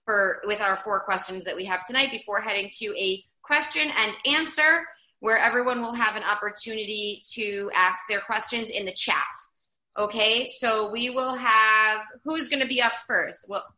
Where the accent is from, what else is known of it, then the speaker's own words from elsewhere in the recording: New York City, New York, United States; moved away as an adult; now in Israel; I am from New York. I'm from South Queens. I'm very tough